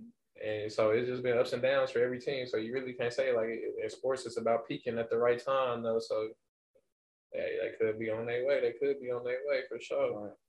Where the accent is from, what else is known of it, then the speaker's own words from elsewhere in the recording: Las Vegas, Nevada, United States; I'm from Las Vegas, nigga. West Side, Las Vegas.